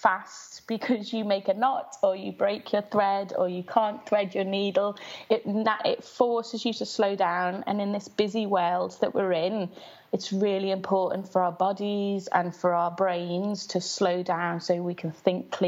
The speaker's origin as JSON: {"language": "English", "town": "Liverpool", "region": "North West England", "country": "United Kingdom", "tie": "born or raised there", "said": "I grew up in West Everton, which is a very low-income area in Liverpool, in the 80s"}